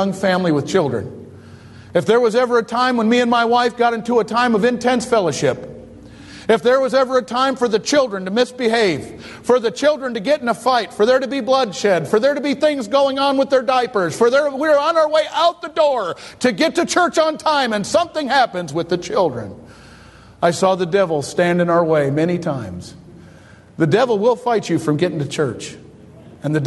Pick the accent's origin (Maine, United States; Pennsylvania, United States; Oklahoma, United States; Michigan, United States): Michigan, United States; Detroit; I grew up in Detroit